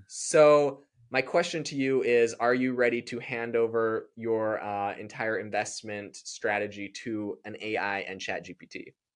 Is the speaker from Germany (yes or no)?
no; Canada; now in United States; I'm from Canada